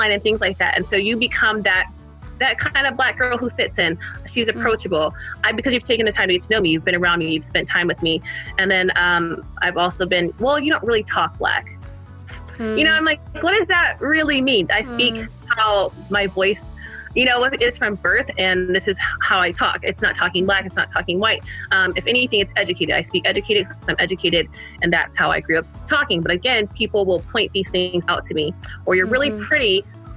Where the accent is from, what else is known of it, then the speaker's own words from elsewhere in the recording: Iowa City, Iowa, United States; also born or lived in California; I grew up in Iowa. Moved from California and then grew up in Iowa City, Iowa.